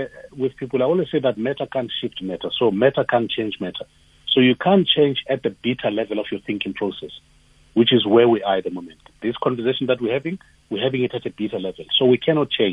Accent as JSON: {"language": "English", "town": "Tembisa", "region": "Gauteng", "country": "South Africa", "tie": "born or raised there", "said": "I was born in Tembisa"}